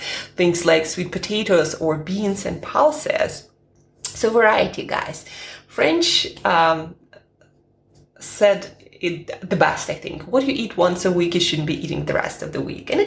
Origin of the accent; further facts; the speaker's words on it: Siberia, Russia; now in London, United Kingdom; I'm from Siberia